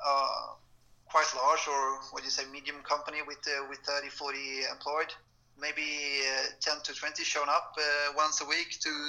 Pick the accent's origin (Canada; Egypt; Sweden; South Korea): Sweden; Varberg, Halland County; born or raised there